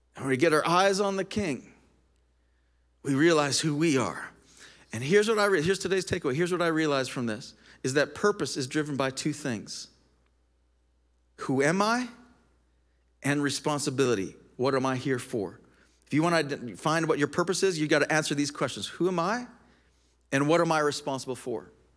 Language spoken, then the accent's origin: English; Canada; also born or lived in United States; I'm a Canadian. I'm also an American.